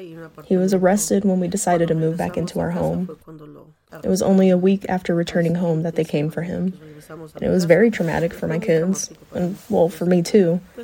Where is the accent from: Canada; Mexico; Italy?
Mexico; moved away as an adult; also born or lived in Guadalajara; now in United States; I was born in Mexico with 12 siblings. My parents always worked out in the fields. That's where we were raised together, working out in the field. We moved to Guadalajara.